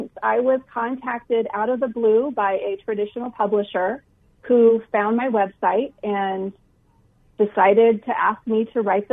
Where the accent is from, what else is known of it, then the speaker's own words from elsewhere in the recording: Iowa, United States; now in Phoenix, United States; I grew up in Iowa